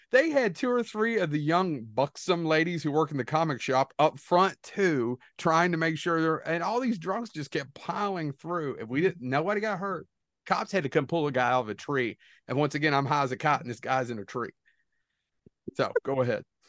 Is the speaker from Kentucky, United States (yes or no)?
yes; Kentucky, United States; We're losers from Kentucky